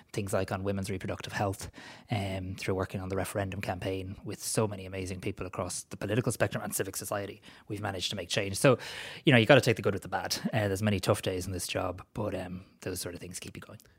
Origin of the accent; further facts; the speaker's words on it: Greystones, Leinster, Ireland; I was a moody, opinionated teenager living in Greystones.